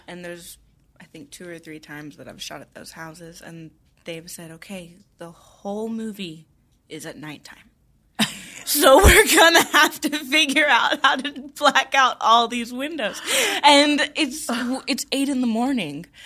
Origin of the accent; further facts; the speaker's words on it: Tennessee, United States; I grew up in Tennessee